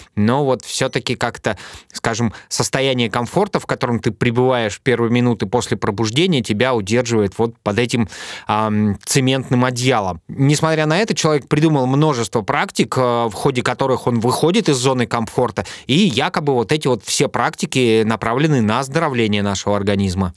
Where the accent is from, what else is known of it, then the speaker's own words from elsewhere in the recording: Urals, Russia; Я тоже с Урала